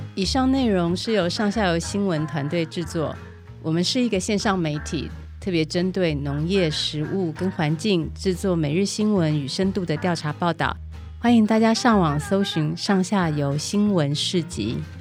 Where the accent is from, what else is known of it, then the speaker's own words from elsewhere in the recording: Taiwan; 我们台湾人